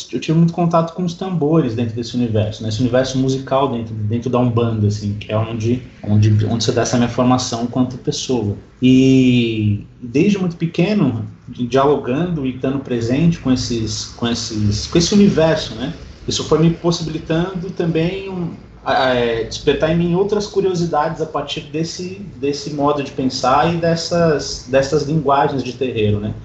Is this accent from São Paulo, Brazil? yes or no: yes; São Paulo, Brazil; eu moro aqui em São Paulo, nasci aqui em São Paulo